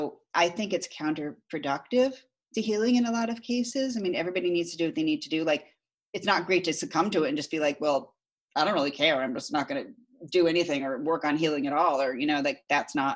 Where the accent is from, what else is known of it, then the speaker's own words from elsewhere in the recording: Connecticut, United States; growing up in Connecticut